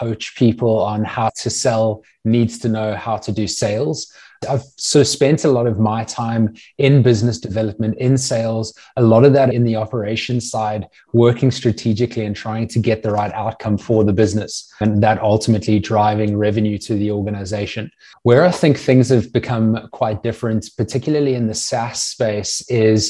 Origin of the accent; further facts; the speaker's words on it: South Africa; moved away as an adult; also born or lived in Natal Midlands / Cape Town / United States; now in Sydney, Australia; I grew up in South Africa, went to boarding school in the Natal Midlands